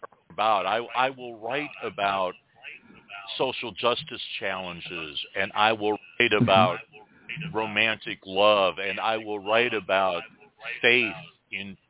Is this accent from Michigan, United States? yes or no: yes; Detroit, Michigan, United States; also born or lived in West Virginia (family); now in Alabama Gulf Coast, United States; I grew up outside of Detroit